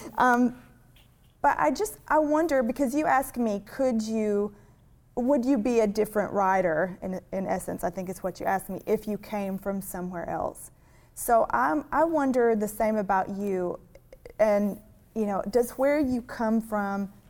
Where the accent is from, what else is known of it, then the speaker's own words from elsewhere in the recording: Cherokee Lake area, Tennessee, United States; in my hometown where we live, we have Cherokee Lake